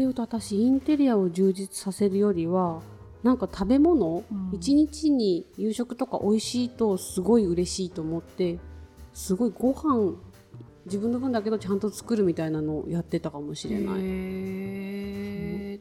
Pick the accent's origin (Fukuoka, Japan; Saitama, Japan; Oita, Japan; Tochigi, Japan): Oita, Japan; moved away as an adult; also born or lived in Tokyo; 大分で育って東京に